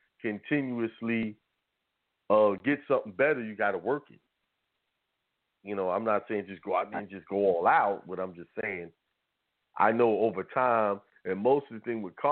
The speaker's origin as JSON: {"language": "English", "region": "New York", "country": "United States", "tie": "born or raised there", "said": "And I grew up in New York, so I was playing basketball on asphalt and concrete, which is one of the worst things to play on, you know."}